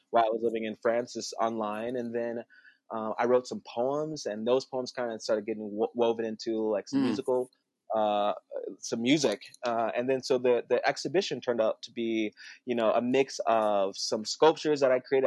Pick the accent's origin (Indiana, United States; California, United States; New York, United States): Indiana, United States; South Bend; I come from South Bend, you know, mm-hmm. like I, I grew up pretty poor. I went to an all-white school, like you know, shout out to Penn High